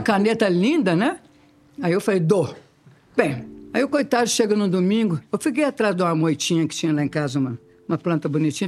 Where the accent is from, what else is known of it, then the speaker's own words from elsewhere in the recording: Minas Gerais, Brazil; also born or lived in Rio de Janeiro; now in São Paulo, Brazil; nós somos mineiras, nós chegamos no Rio